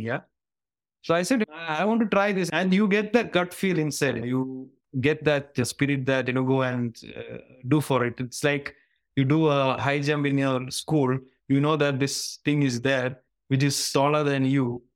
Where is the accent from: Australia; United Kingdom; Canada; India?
India; Kerala; moved away as an adult; now in Singapore; I'm hailing from Kerala, southern part of India, and where I've spent most of my um, life